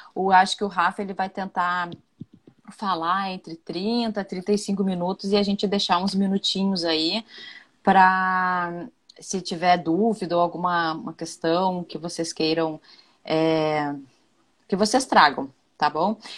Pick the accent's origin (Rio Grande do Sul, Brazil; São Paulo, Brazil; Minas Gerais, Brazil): Rio Grande do Sul, Brazil; moved away as an adult; now in Rio de Janeiro, Brazil; eu sou lá do Rio Grande do Sul, sou gaúcha